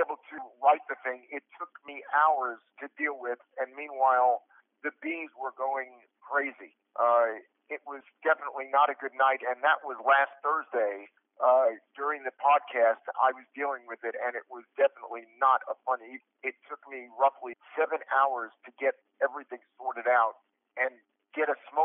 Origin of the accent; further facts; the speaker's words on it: New York City, New York, United States; moved away; I'm from Brooklyn, New York originally, and I grew up around the Brooklyn Tunnel